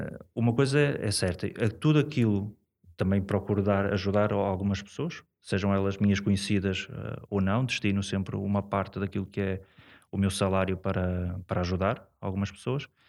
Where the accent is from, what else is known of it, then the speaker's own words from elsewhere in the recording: Portugal; sou, sou da cidade, sou daqui, de São Lázaro, portanto, sou aqui mesmo do, do, do centro.